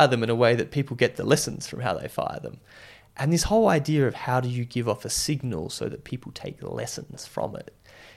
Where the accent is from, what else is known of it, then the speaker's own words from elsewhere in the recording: Whyalla, South Australia, Australia; I grew up in Wyala, just like between Alice Springs and Adelaide